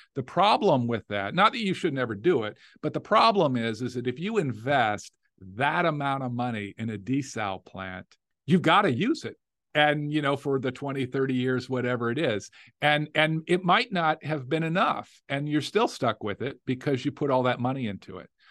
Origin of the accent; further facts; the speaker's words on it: Las Vegas, Nevada, United States; now in Louisiana, United States; I grew up in Las Vegas. Uh, yeah, I'm third generation Las Vegas, you know, from Nevada.